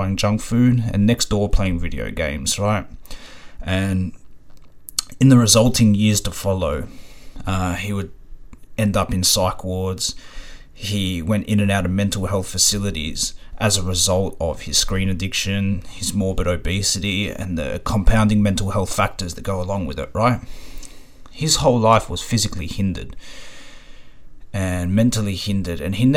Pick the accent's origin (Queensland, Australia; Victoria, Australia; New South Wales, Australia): Victoria, Australia; Ringwood; my neighbor growing up in Ringwood